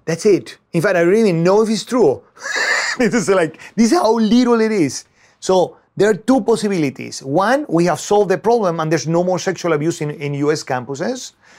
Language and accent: English; Venezuela; moved away as an adult; now in United States; I was born in Venezuela and I studied there, and I went to the university to study, uh, chemistry